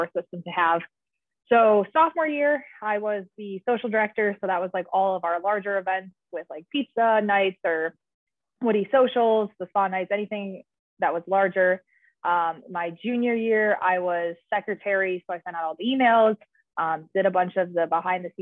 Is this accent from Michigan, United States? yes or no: no; Naperville, Illinois, United States; moved away as an adult; also born or lived in Columbus, Ohio; now in Los Angeles, United States; I'm originally from Naperville, Illinois, which is a suburb outside of Chicago.